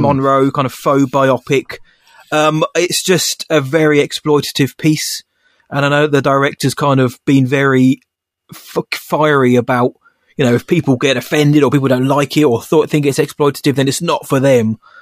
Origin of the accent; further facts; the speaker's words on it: England, United Kingdom; I'm English.